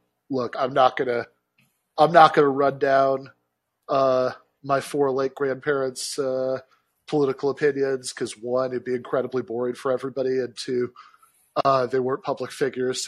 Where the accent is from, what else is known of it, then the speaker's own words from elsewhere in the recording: Michigan, United States; my home state